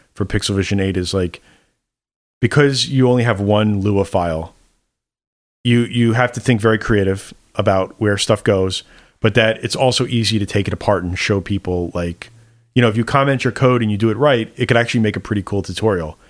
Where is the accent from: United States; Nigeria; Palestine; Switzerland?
United States; New York; as a New Yorker